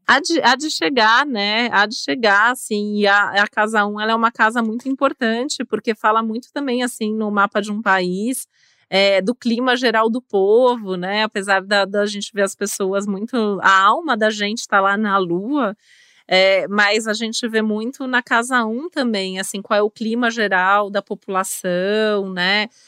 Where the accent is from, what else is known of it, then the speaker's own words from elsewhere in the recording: Brazil; no nosso país